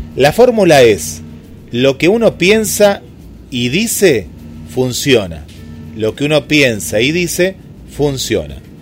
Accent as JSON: {"language": "Spanish", "country": "Argentina", "said": "yo siempre soy muy, muy argentino en eso"}